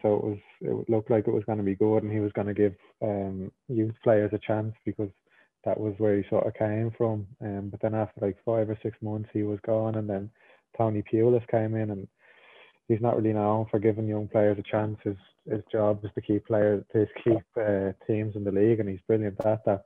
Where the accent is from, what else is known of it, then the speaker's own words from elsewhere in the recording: Ireland; moved away; I was born in Ireland. I grew up in Ireland, and I feel like I'm an Irish person